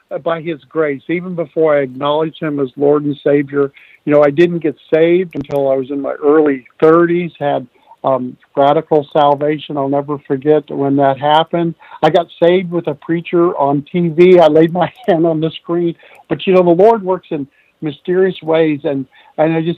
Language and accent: English; Midwest, United States; moved away; also born or lived in New England / Virginia; I grew up in the Midwest, worked on farms a lot